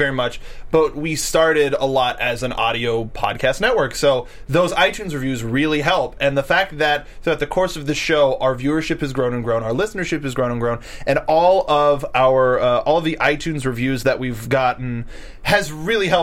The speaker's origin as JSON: {"language": "English", "country": "United States", "said": "I'm American"}